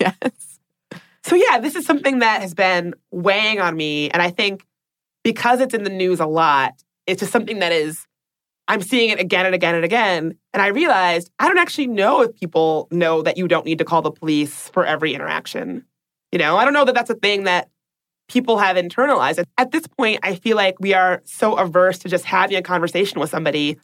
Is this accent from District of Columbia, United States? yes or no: yes; Washington, District of Columbia, United States; my hometown of Washington, D.C.